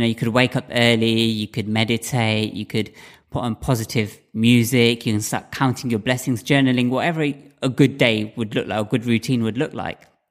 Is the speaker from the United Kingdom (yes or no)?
yes; United Kingdom; I'm a British-born Indian